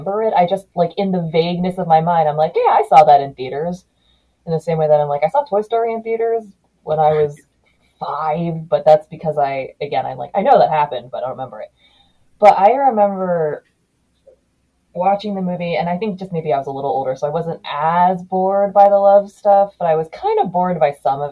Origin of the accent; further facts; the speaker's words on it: Maryland, United States; I'm from Maryland